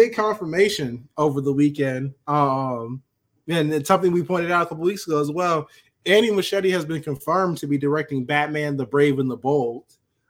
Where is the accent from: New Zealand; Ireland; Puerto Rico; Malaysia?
Puerto Rico; I'm Puerto Rican. I ain't black.